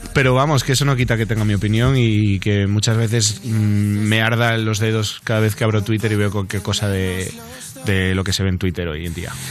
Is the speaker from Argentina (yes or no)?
no; Spain; como todo español